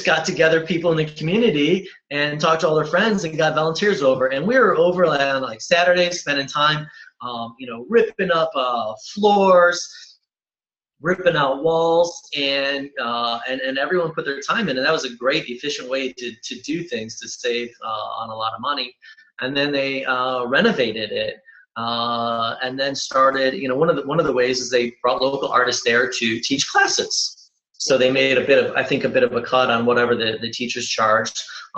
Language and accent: English; Cleveland, Ohio, United States; I'm originally from Cleveland